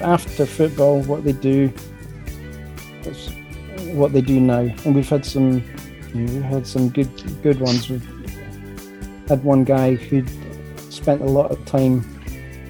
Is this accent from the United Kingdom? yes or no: yes; Dunfermline, Scotland, United Kingdom; I'm from Dunfermline.